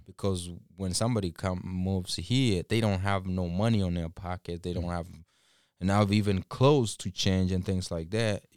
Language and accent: English; Kisii County, Kenya; now in Minnesota, United States; I'm originally from Kisii. I, I kn-, I know Kisii is a big place